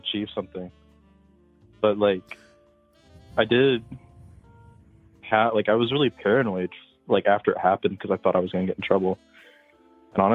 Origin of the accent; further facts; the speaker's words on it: Indiana, United States; I'm from Indiana.